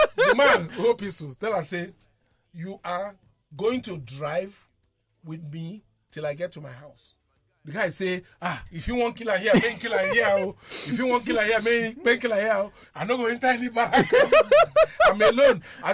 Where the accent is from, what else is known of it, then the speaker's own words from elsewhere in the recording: Nigeria; I'm a Nigerian. I also work for the government.